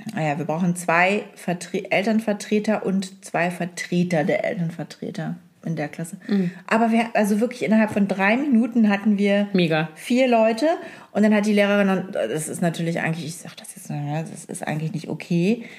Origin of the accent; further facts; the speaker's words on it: East Frisia, Lower Saxony, Germany; ich bin Ostfriesin.